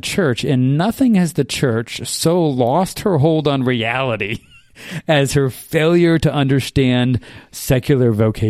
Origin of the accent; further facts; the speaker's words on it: South Carolina, United States; born there; moved away; also born or lived in Japan; Okay, so I was born in South Carolina originally.